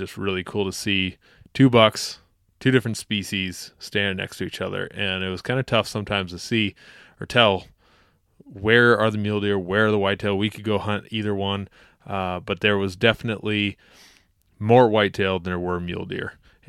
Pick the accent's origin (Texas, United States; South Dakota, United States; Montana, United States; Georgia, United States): South Dakota, United States; This is my home state. I was born not far out of the Black Hills and love the area.